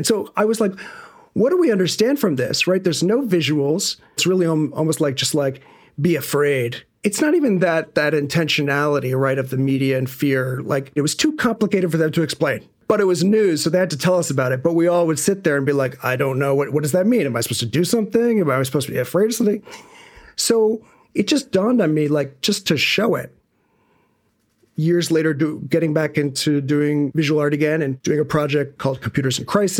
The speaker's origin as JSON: {"language": "English", "town": "New York City", "region": "New York", "country": "United States", "tie": "born there", "said": "Music was first for me. I was born in New York City. I was born in 76"}